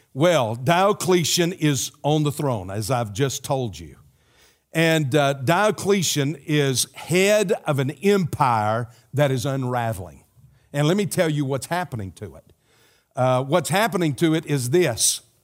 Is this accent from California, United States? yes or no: no; South Carolina, United States; moved away; my home state, South Carolina